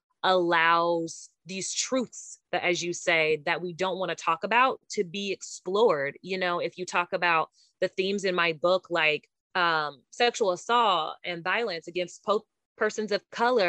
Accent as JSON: {"language": "English", "town": "Gary", "region": "Indiana", "country": "United States", "tie": "born or raised there", "moved": "yes", "said": "I was born in Gary, Indiana, where Michael Jackson was born, not too far away from his house"}